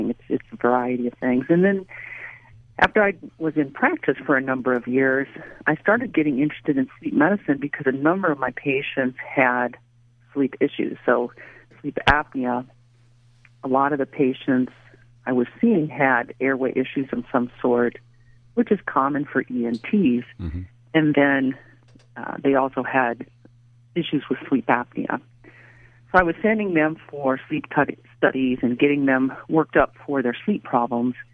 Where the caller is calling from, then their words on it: Raleigh, North Carolina, United States; I'm actually currently in Raleigh, North Carolina.